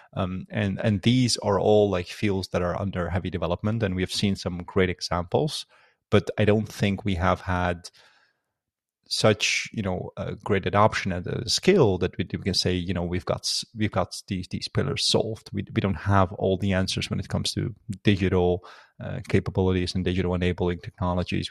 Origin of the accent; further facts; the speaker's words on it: Netherlands; also born or lived in Afghanistan; I was born in Afghanistan. Um, in nineteen ninety-two, and, uh, lived there for a couple of years, and I was very little, uh, obviously, uh, due to the war and any conflict, uh, moved to the Netherlands, uh, when I was only seven. And that's where I, um, kinda spent the rest of my life